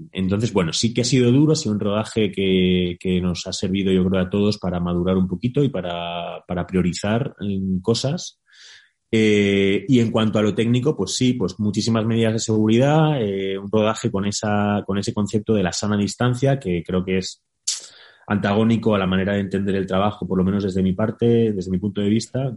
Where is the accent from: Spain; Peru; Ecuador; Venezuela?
Spain; also born or lived in Mexico; quedarme un poquito en España, necesito plantar un poquito de raíz aquí en mi país